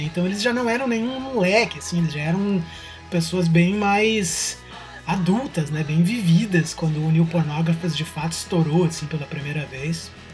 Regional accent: Brazil; now in Canada; pra gente que é brasileiro

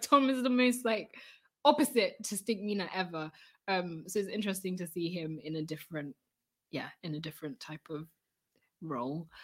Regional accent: United Kingdom; we're British

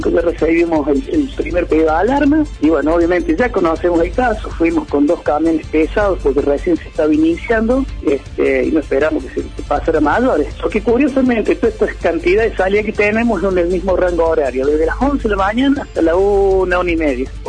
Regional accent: Embalse, Córdoba, Argentina; Y yo soy criado y nacido de Embalse. Y antes y ahora me pongo en embalseño, ¿no? Más allá que soy el jefe de los bomberos, sobre todo soy embalseño, ¿no?

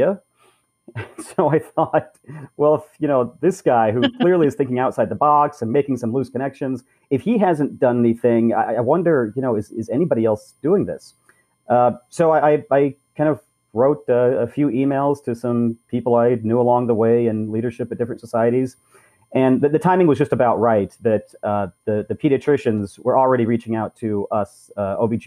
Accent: Southern California, United States; grew up in Southern California where I am at the moment

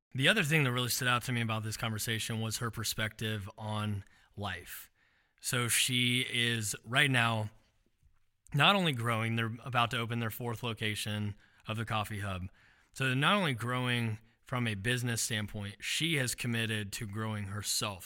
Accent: Xenia, Ohio, United States; when I was growing up in Xenia

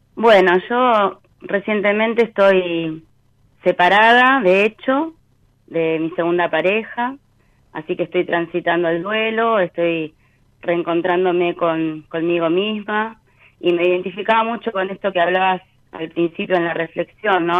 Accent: Monte Grande, Buenos Aires Province, Argentina; also born or lived in Luis Guillón; yo nací en Luis Guillón y bueno, me crié acá

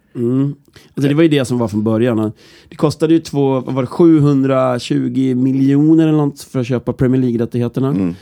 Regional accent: Norrland, Sweden; mig som norrlänning

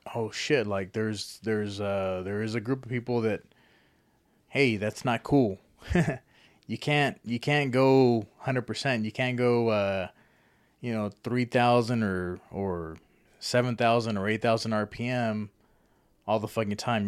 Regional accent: Lubbock, Texas, United States; moved away as an adult; now in Amarillo, United States; I've always pictured Lubbock as my hometown

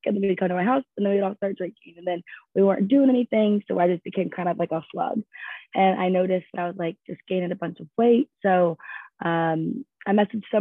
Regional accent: Louisville, Kentucky, United States; I'm from Louisville, Kentucky, but I went to school with Ashton at Western.

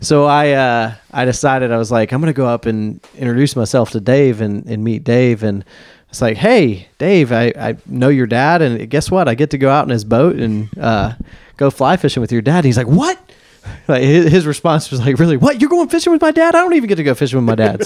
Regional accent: Nashville, Tennessee, United States; now in Black Mountain, United States; born and raised in Nashville

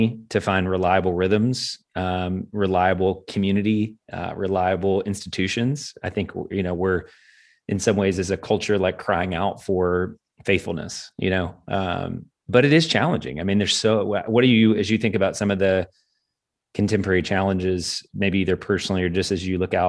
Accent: Kentucky, United States; moved away; in my home country, in my home space of Kentucky

